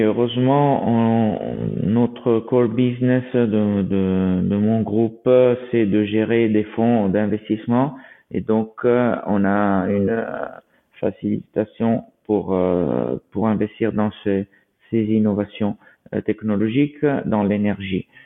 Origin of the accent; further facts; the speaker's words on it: Italy; nous sommes italiens